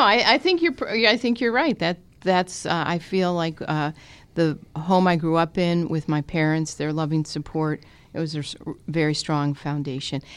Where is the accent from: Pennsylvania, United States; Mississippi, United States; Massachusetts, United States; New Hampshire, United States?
Pennsylvania, United States; Scranton; I was born at Mercy Hospital in Scranton, and my parents uh, brought me home to their home where they still live in South Scranton